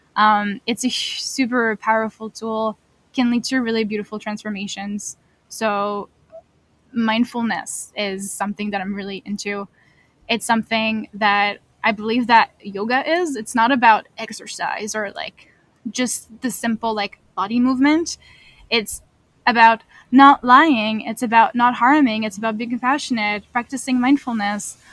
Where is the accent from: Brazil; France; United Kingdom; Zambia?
France; moved away as an adult; now in Kingston, Canada; I am a newcomer to Canada. I am from France.